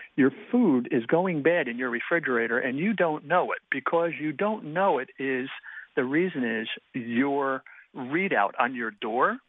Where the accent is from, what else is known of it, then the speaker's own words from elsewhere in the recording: New Jersey, United States; now in Columbus, United States; Originally, I'm from New Jersey